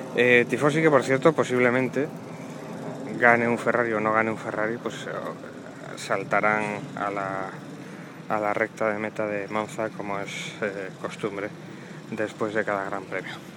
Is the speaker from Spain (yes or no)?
yes; Asturias, Spain; also born or lived in Avilés; soy asturiano. Yo vivo en Avilés, a pocos kilómetros de Oviedo.